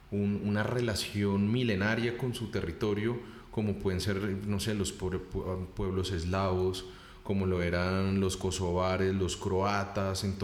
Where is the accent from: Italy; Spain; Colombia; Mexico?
Colombia; en el caso de Colombia, pues somos descendientes europeos en su gran mayoría con un proceso muy amplio de mestizaje